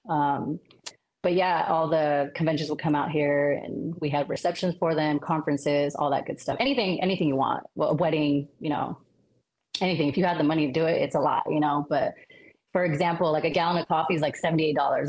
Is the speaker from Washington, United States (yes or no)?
no; Sacramento, California, United States; also born or lived in Cavite City, Philippines; now in Las Vegas, United States; I grew up in Sacramento, California